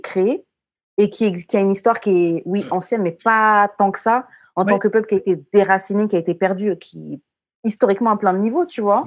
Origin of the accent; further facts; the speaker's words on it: Martinique; je suis martiniquaise